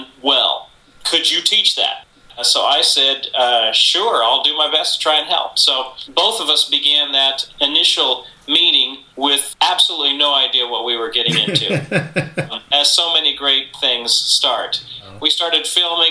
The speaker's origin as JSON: {"language": "English", "town": "San Antonio", "region": "Texas", "country": "United States", "moved": "as an adult", "lives_now": "Nashville, United States", "said": "I was from San Antonio, Texas, and was working there"}